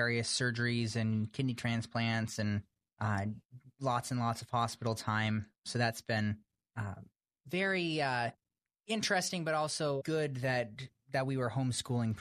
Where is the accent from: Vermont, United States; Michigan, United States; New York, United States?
Vermont, United States; I grew up in Vermont, a fairly big family